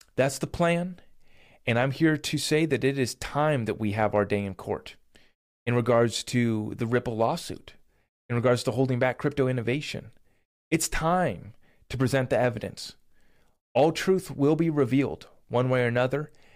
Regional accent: United States

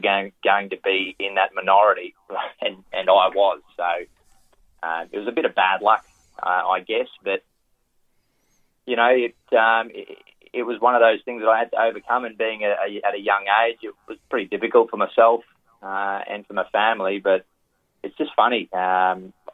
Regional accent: Thangool, Queensland, Australia; moved away as an adult; also born or lived in Rockhampton, Queensland / Singapore; now in Sydney, Australia; I grew up in Western Queensland or Central Queensland, a place called Dangoodle

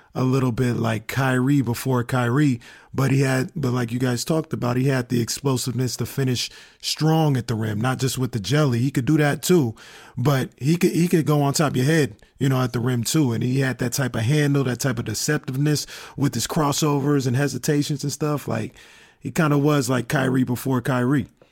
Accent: Sacramento, California, United States; I'm born and raised in Sacramento

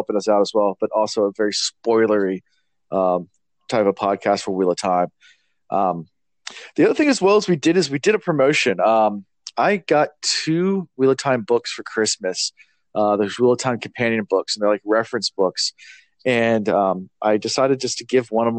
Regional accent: Virginia, United States; we're from Virginia

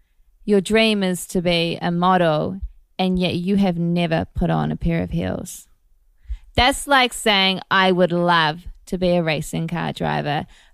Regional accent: Gisborne, New Zealand; now in Los Angeles, United States; North Island, East Coast.

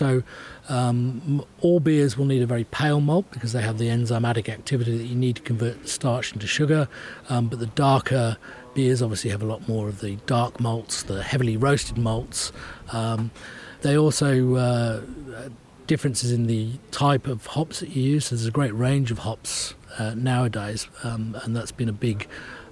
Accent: England, United Kingdom; Being English

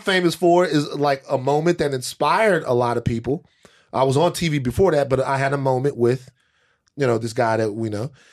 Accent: Louisiana, United States; I'm from Louisiana.

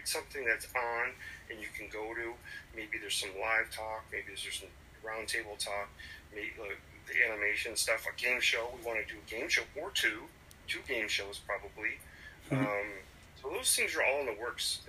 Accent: Springfield, Massachusetts, United States; I'm from Springfield, Massachusetts.

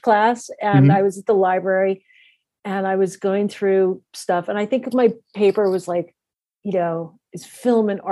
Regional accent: Arizona, United States; moved away; growing up in Arizona

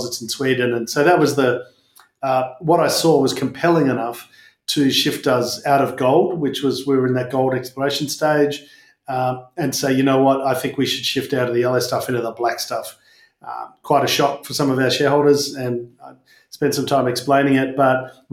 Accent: Perth, Western Australia, Australia; growing up in Perth.

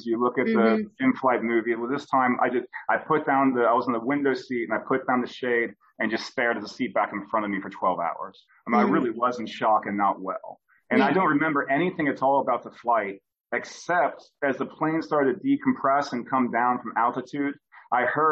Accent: United States; moved away; I'm American

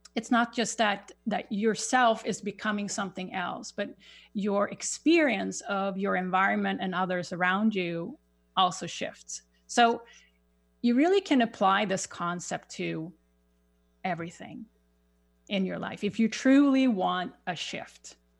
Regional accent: Sweden; English is a second language; moved away as an adult; now in United States; I have a little accent. I, I grew up in Sweden

